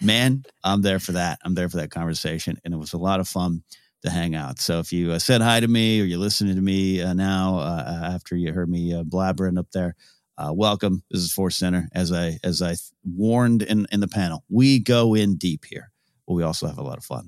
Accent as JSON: {"language": "English", "town": "Arroyo Grande", "region": "California", "country": "United States", "tie": "born or raised there", "moved": "yes", "said": "Traveled to my hometown, um, uh, Royal Grande, California"}